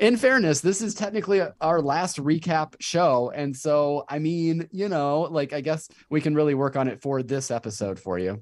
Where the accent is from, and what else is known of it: Davenport, Iowa, United States; born or raised there